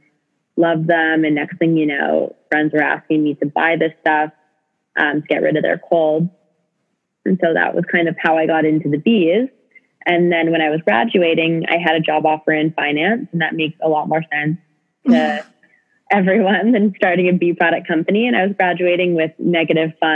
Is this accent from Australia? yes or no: no; Canada; also born or lived in British Columbia; I'm from Canada and went to college in British Columbia